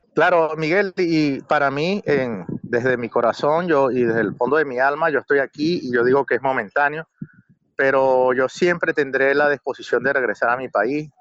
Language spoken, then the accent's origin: Spanish; San Felipe, Yaracuy, Venezuela; moved away as an adult; now in Vienna, Austria; me sentía bien en mi pueblo